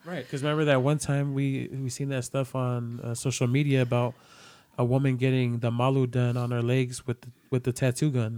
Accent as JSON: {"language": "English", "town": "San Francisco", "region": "California", "country": "United States", "tie": "born or raised there", "said": "I'm Samoan. This is my culture, but I also was, you know, born and raised in San Francisco"}